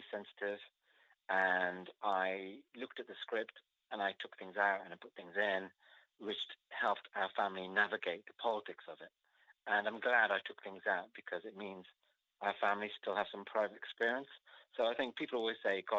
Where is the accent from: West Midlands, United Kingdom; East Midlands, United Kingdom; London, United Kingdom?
West Midlands, United Kingdom; Wolverhampton; my life growing up in Wolverhampton